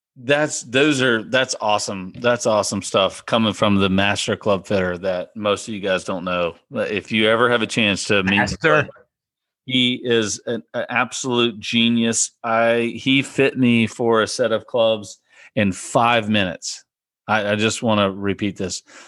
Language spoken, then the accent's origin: English; south central Virginia, United States; I grew up playing in the Piedmont Section Junior Golf uh, League, which is in the central, south central part of Virginia